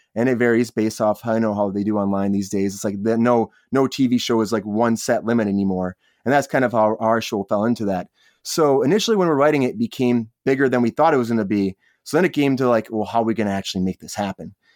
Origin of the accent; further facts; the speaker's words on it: Michigan, United States; now in Los Angeles, United States; I'm originally from Michigan. I moved out to Los Angeles to pursue acting